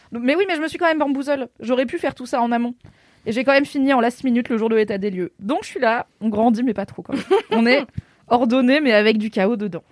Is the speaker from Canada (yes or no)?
no; Morocco; Je suis marocaine